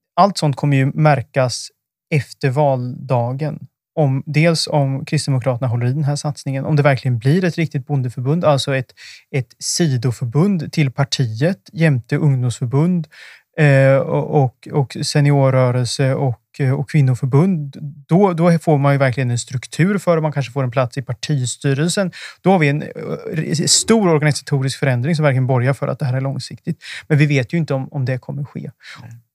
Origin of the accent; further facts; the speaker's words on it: Östergötland, Sweden; jag kommer ju från Östergötland